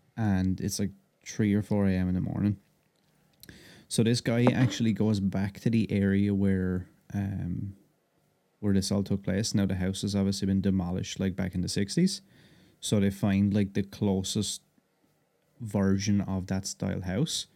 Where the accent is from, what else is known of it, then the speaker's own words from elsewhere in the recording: Ireland; I'm Irish